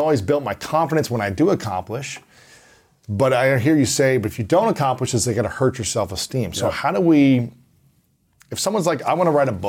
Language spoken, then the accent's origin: English; Ohio, United States; I'm from Ohio